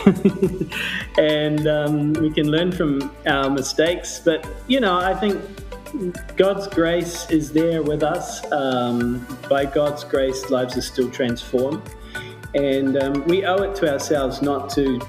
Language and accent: English; New Zealand; moved away as an adult; also born or lived in Canada; now in Cambodia; My parents were immigrants to Canada, where I was born. But then I grew up in New Zealand